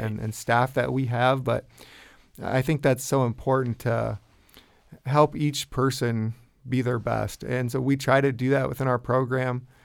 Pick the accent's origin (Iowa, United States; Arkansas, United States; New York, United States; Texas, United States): Iowa, United States; Larchwood; I grew up in Larchwood, Iowa, and went to West Lyon High School